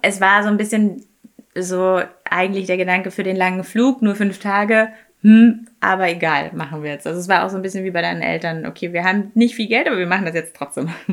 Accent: Munich, Bavaria, Germany; Ich bin ja in München groß geworden

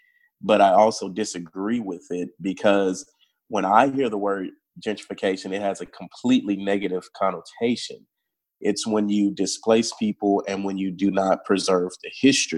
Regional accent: Houston, Texas, United States; now in Dallas, United States; I grew up in Houston, a neighborhood called Third Ward

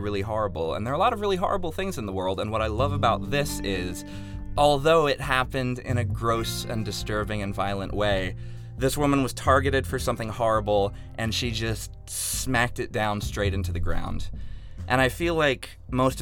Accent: Virginia, United States; also born or lived in Chicago; now in Los Angeles, United States; I'm from Virginia originally, out in LA now for 6.5 months after living in Chicago for 3 years

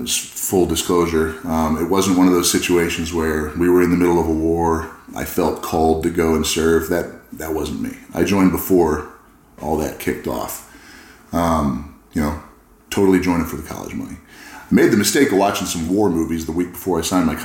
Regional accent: California, United States; I grew up in California

